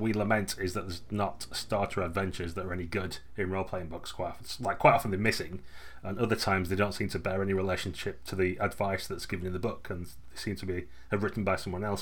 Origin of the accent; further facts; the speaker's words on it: United Kingdom; we're British